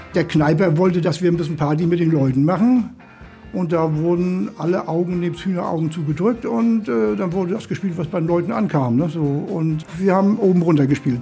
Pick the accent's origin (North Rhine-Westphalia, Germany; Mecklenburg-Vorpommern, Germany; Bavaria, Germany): Mecklenburg-Vorpommern, Germany; Rostock; Ich bin aufgewachsen in Warnemünde und in Warnemünde habe ich bei meinen Großeltern gelebt